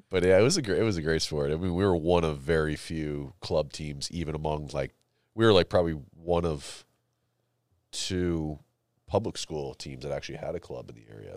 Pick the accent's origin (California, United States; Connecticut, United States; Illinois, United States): Connecticut, United States; I grew up in Connecticut, so, like, uh, there were a lot of lotta, like, prep schools we played